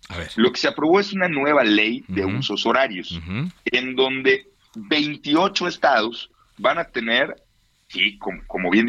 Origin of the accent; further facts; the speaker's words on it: Yucatán, Mexico; yo soy yucateco y en Yucatán amanece y anochece unos 45 minutos antes de la Ciudad de México.